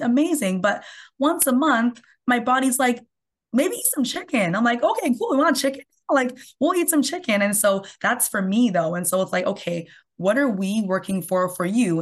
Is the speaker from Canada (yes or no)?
yes; Canada; I'm from Canada